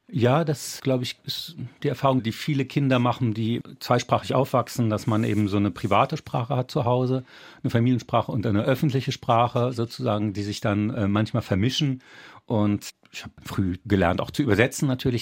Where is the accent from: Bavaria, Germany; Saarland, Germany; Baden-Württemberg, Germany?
Saarland, Germany; Saarbrücken; first language French; German is a second language; die Straße, in der ich äh, groß geworden bin in Duttweiler